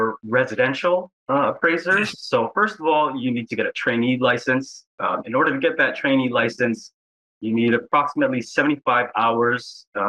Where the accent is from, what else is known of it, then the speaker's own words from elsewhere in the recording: Aiea Heights, Oahu, Hawaii, United States; I'm a certified residential appraiser here on Oahu. Born and raised in the Aleva Heights area